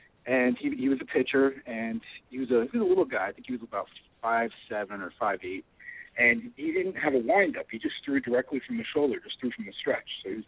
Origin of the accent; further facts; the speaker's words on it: New Jersey, United States; I grew up in New Jersey in the late 70s, early 80s